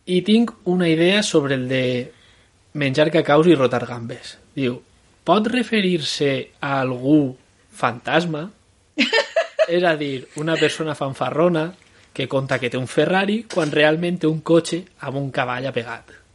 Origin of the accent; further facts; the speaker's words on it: La Torre de les Maçanes, Valencian Community, Spain; now in Madrid, Spain; m'ha criat, criat a, eh, al poblet de la Torre de les Massanes